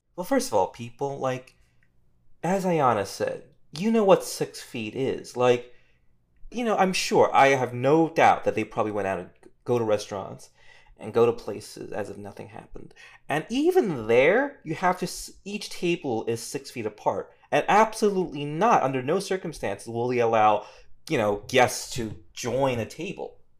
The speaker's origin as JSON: {"language": "English", "country": "South Korea", "moved": "yes", "lives_now": "United States", "said": "I'm from Korea"}